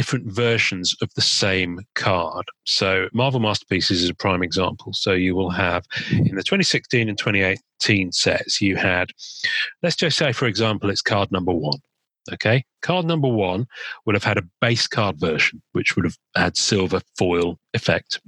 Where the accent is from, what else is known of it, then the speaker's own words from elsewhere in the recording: England, United Kingdom; I am English and I am in England